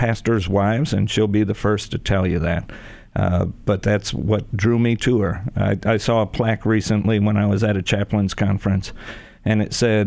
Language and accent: English; New Jersey, United States; moved away as an adult; now in Tampa, United States; growing up in New Jersey as a huge Yankee fan